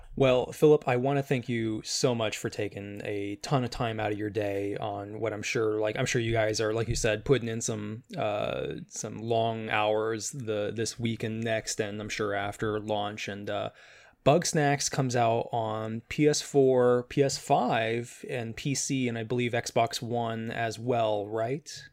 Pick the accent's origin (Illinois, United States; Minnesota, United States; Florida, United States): Illinois, United States; Chicago; moved away as an adult; now in California, United States; I I grew up there, uh, moved uh, to California about a year and a half ago